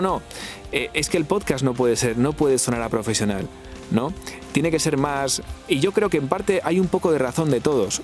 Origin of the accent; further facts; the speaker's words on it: Valladolid, Castile and León, Spain; moved away; estaba en Valladolid, que es la ciudad donde yo nací